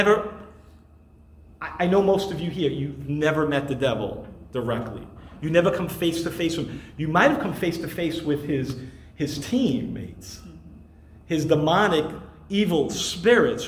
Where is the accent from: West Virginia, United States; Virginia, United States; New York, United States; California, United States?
New York, United States; New York City; I grew up in Brooklyn